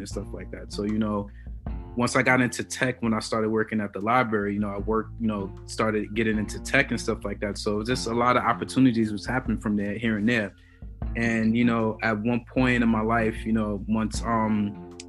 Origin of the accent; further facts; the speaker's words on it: New York City, New York, United States; I'm from Brooklyn, New York, man. You know, Crown Heights originally, that's why I had, my stomping grounds on that side